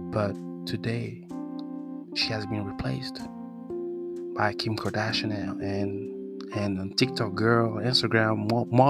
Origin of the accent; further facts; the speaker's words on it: France; accent: French; English is a second language; I'm sorry about my accent. You know, French guy have an accent too.